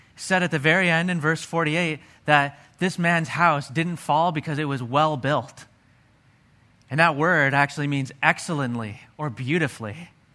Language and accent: English; Pennsylvania, United States; I grew up in Pennsylvania.